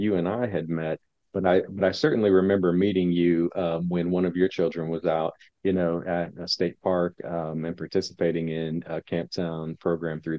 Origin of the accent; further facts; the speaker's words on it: Indianapolis, Indiana, United States; I'm from Indianapolis. You know, really have lived in and around this area my whole life.